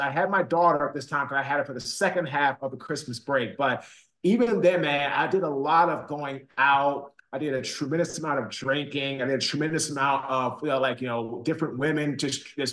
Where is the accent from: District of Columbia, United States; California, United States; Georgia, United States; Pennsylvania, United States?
District of Columbia, United States; Washington; moved away as an adult; also born or lived in Baltimore / Raleigh; So I'm from Washington, D.C. I grew up in Washington, D.C.